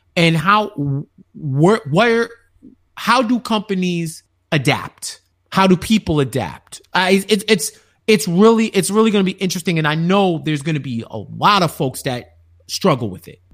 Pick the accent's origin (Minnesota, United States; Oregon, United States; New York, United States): New York, United States; being a New Yorker